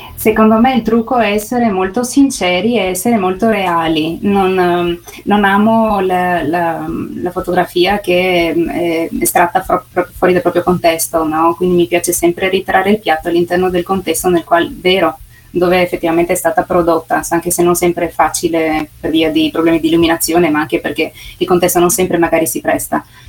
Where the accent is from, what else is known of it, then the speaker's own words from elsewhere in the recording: Sistiana, Friuli-Venezia Giulia, Italy; sono nata qui, sono nata a Sistiana